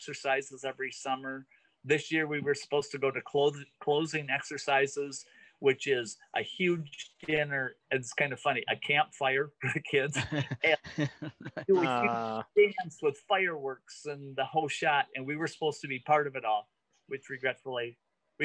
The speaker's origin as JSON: {"language": "English", "town": "Zeeland", "region": "Michigan", "country": "United States", "tie": "born or raised there", "also_born_or_lived": "Grand Rapids, Michigan", "said": "I grew up in Zeeland"}